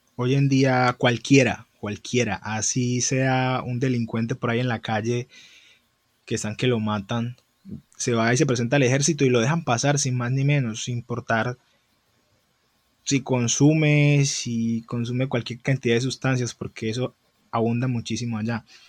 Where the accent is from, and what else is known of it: Colombia